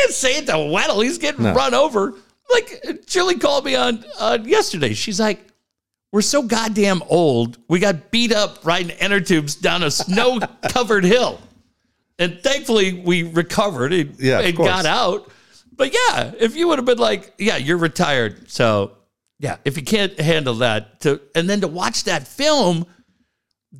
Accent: San Diego, California, United States; I'm from San Diego

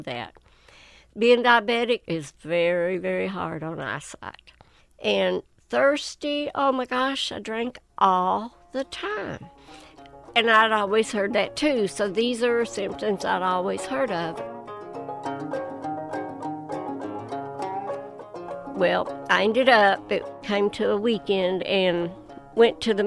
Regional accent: Whitesburg, Kentucky, United States; I was born and raised right outside of Whitesburg, Elm County

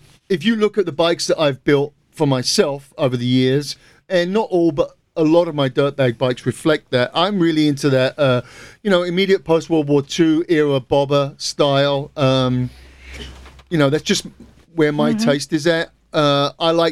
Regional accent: Southend-on-Sea, East of England, United Kingdom; moved away as an adult; also born or lived in New York; In my hometown, Southend.

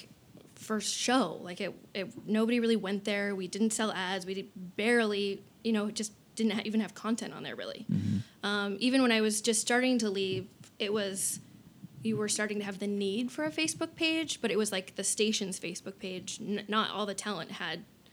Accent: Albuquerque, New Mexico, United States; moved away as an adult; also born or lived in Portales, New Mexico; now in Arizona, United States; I'm from New Mexico originally. Yep. Born and raised in Albuquerque, New Mexico.

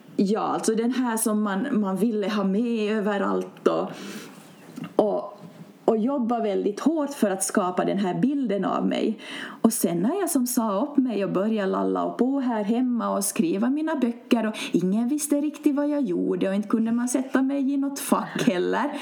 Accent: Finland; egentligen är jag uppvuxen en, i en grannby, så det här mm. området är som känt för mig

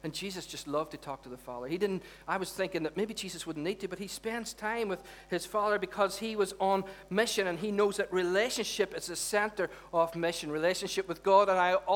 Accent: Derry, Northern Ireland, United Kingdom; when we were growing up in Derry

